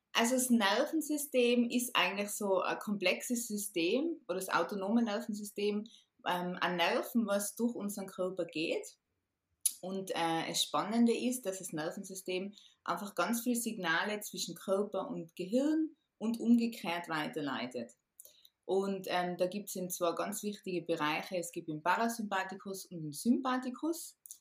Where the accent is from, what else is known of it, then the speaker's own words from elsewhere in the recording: Tyrol, Austria; ich bin aus Tirol